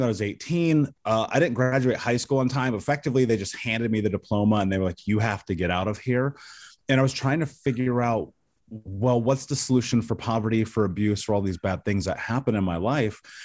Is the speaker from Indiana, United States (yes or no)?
yes; Indianapolis, Indiana, United States; I grew up in Indianapolis